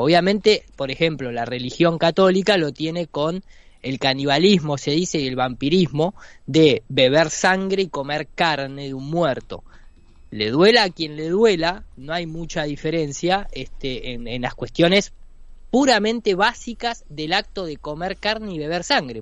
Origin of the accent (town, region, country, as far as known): Argentina